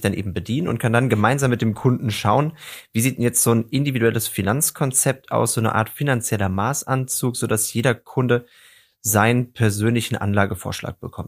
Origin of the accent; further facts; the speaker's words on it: Darmstadt, Hesse, Germany; ich komme aus der Region Darmstadt